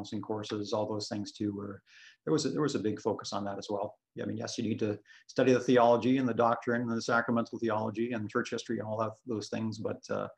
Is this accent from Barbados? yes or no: no; Sarnia, Ontario, Canada; also born or lived in Scotland / Toronto; I was born in Scotland, but I came over to Canada when I was very young, just a year and a half old, and moved to Toronto for a few years and then grew up in Sarnia after